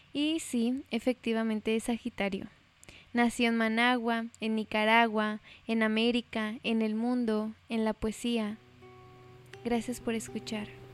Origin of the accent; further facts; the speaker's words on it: Mexico; solo soy una mexicana